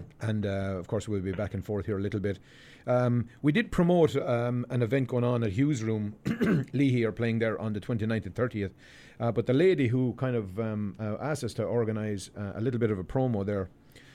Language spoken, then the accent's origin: English; Abbeyleix, Laois, Ireland; moved away as an adult; now in Toronto, Canada; back in my hometown in Abbey Leaks